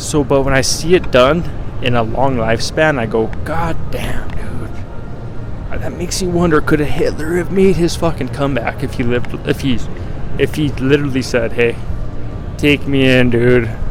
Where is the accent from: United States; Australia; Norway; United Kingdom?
United States; Colorado; I'm from, as I've said before, I'm from Colorado.